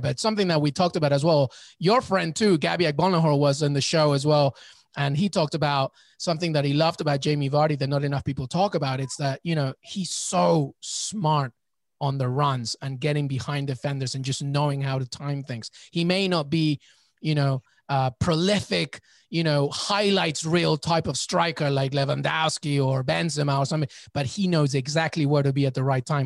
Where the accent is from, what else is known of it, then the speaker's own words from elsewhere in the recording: England, United Kingdom; I, I, grew up in England